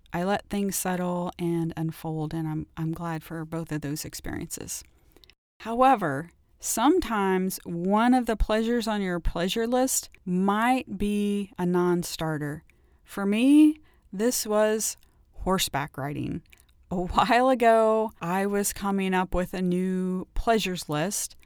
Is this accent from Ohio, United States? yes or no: yes; Ohio, United States; I grew up in Ohio